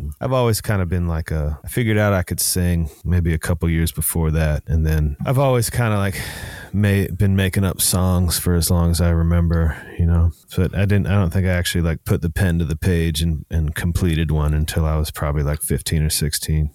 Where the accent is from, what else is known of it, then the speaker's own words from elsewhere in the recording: Seattle, Washington, United States; a nineties kid, you know, growing up in Seattle